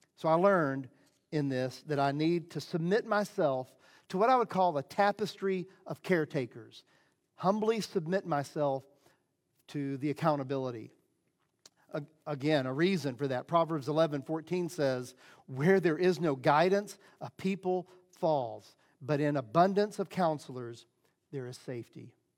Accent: Southeast, United States; I grew up in the Southeast, uh, evangelical Christian

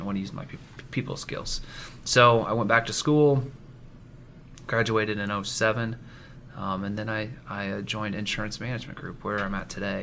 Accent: Marion, Indiana, United States; also born or lived in Seattle, Washington; I was born and raised in Marion, Indiana.

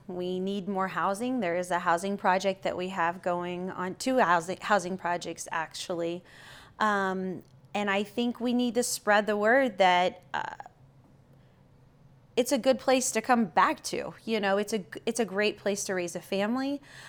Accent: Missouri, United States; I'm from a little town in Missouri, you know.

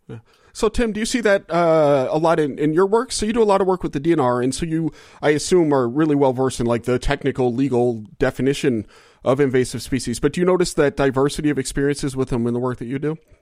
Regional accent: Louisiana, United States; moved away as an adult; I moved here from Louisiana, or that's where I was born and raised. You know, I spent the first uh, 22 years of my life or whatever in Louisiana

